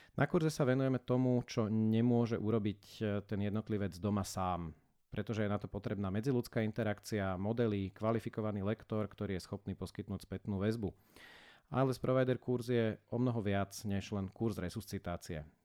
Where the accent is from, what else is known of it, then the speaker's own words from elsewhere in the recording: Bratislava, Bratislava Region, Slovakia; Ja som sa teda z Bratislavy nepohol až uh, takmer do skončenia školy a na základku som začal chodiť o jednu ulicu vedľa